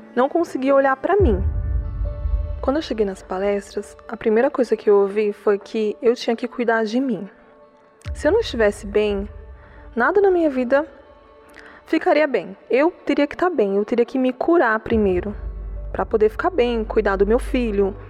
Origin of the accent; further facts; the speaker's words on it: Mauá, São Paulo, Brazil; eu sou de Mauá